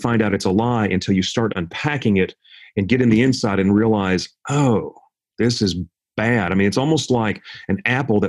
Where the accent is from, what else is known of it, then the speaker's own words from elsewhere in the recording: Jackson, Tennessee, United States; I grew up in Jackson, Tennessee